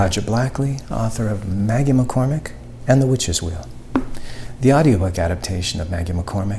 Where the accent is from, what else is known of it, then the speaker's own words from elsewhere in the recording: Canada; I'm Canadian.